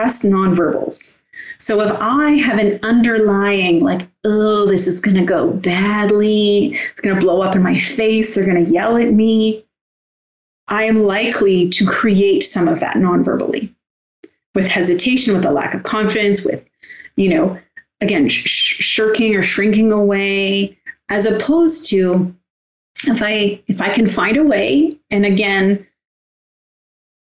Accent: Canada; I'm from Canada

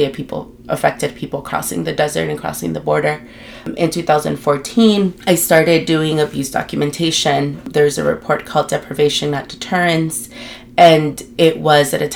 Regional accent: Los Angeles, California, United States; moved away as an adult; now in Tucson, United States; I am from Guatemala in El Salvador, born and raised in LA and living in Tucson for several years now.

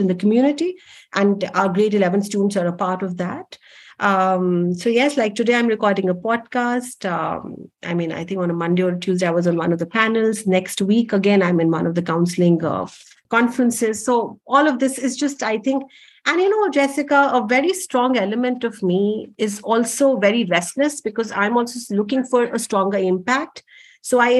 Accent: Delhi, India; I'm a typically born and brought up in Delhi

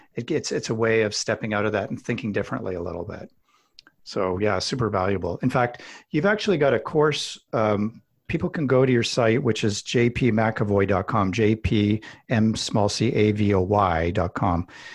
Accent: Alberta, Canada; I'm kind of a meat and potatoes guy. I grew up in Alberta, Canada

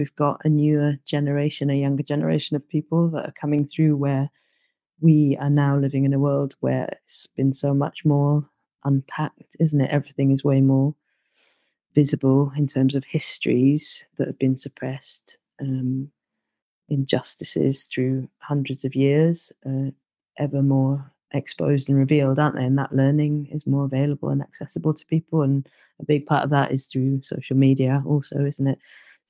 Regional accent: London, United Kingdom; And also growing up in London, you know, sometimes not having that much access to natural environment.

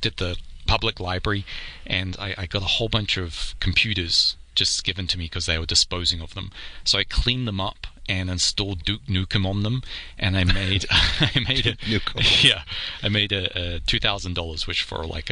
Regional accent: New Zealand; now in New York, United States; I'm a New Zealander originally. I live in New York

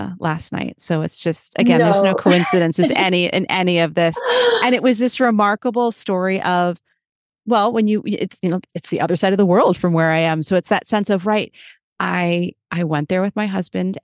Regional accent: United States; also born or lived in New York; as an American

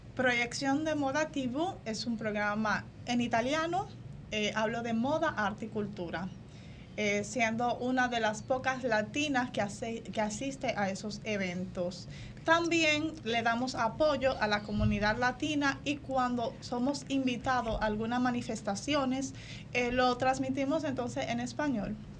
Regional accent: Dominican Republic; moved away as an adult; now in Rome, Italy; Soy dominicana, tengo mi familia, me caso con un italiano, romano, y decido ir para allá

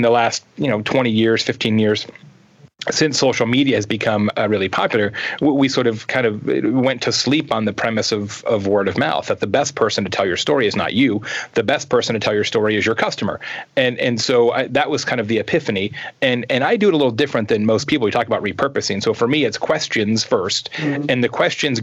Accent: Arizona, United States; I grew up in Arizona, so I was pretty close to the Mexican border

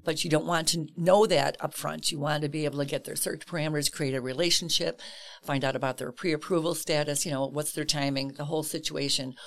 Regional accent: Chicago, Illinois, United States; Grew up in Chicago, southwest side of Chicago proper

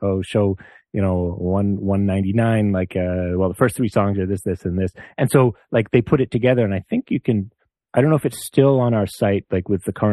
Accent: Canada; we're from Canada

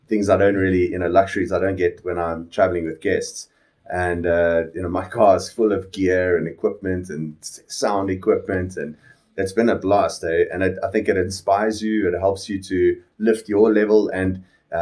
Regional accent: Phalaborwa, Limpopo, South Africa; born or raised there; now in Johannesburg, South Africa

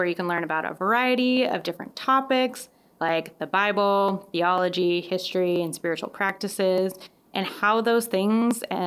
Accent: Colorado, United States; now in Madison, United States; I grew up in Colorado with 300 days of sunshine a year

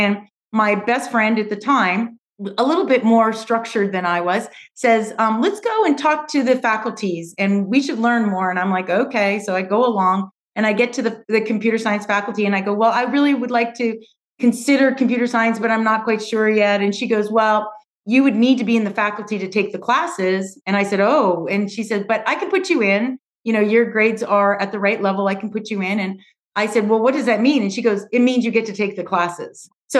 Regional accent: Edmonton, Alberta, Canada; accent: Canadian; I was born and raised in Canada, in Edmonton, Alberta. And some people know that, but not too many because I've adapted my accent. I no longer have my Canadian accent

